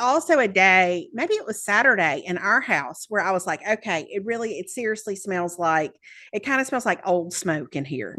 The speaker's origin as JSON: {"language": "English", "area": "the South", "region": "Southern United States", "country": "United States", "also_born_or_lived": "Birmingham", "accent": "Southern", "said": "self-conscious about my accent here"}